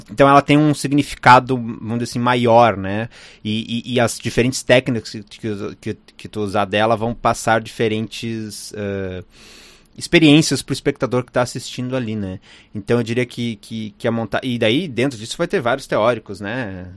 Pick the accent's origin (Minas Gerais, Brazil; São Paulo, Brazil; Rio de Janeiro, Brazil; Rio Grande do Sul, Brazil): Rio Grande do Sul, Brazil; eu sou do Rio Grande do Sul